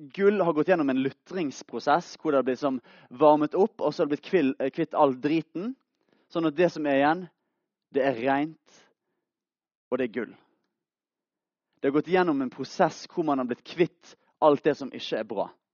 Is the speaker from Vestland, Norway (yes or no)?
yes; Bergen, Vestland, Norway; Jeg er fra Bergen, 20 år gammel